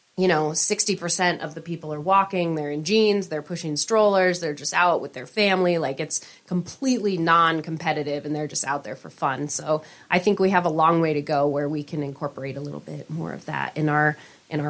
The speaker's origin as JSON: {"language": "English", "town": "Portland", "region": "Oregon", "country": "United States", "tie": "born or raised there", "moved": "as an adult", "lives_now": "Missoula, United States", "said": "it was a great place to grow up. I grew up in Southwest Portland."}